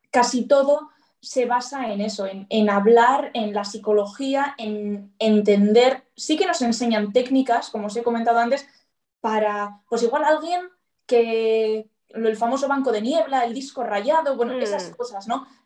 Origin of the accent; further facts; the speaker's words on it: Bilbao, Basque Country, Spain; Y soy de Bilbao y estoy muy contenta con mi policía, por cierto.